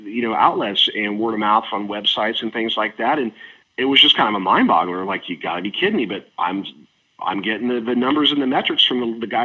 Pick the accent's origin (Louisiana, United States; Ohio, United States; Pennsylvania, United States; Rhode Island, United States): Ohio, United States; Cleveland; moved away as an adult; also born or lived in Reno, Nevada; I'm originally from Cleveland, Ohio